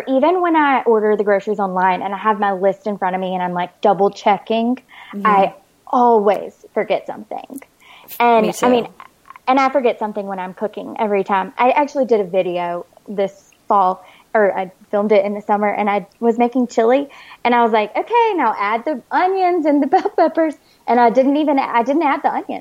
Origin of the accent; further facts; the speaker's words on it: Alabama, United States; also born or lived in New Orleans, Louisiana; now in San Diego, United States; I grew up in Alabama and I lived in New Orleans for 5 years